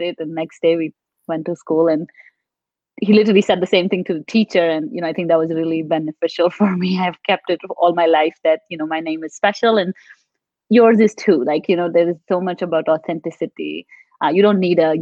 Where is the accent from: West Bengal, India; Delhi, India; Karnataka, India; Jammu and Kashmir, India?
Delhi, India; also born or lived in Maharashtra, India; now in United States; I grew up a lot in Delhi